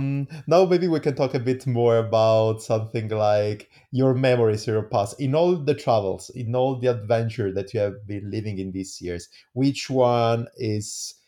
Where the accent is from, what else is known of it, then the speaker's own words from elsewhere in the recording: Italy; English is a second language; as well as in Italy, I am Italian. I don't know, everybody knows it. I don't know if you understood from my amazing accent.